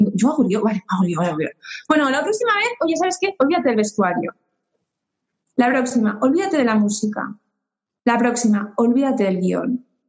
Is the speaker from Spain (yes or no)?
yes; Spain; moved away as an adult; also born or lived in Uruguay / France; yo he vivido mucho fuera de España, 15 años